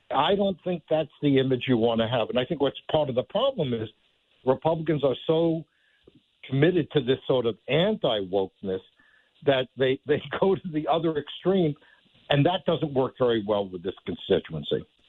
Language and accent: English; New York, United States; when I was a kid growing up in New York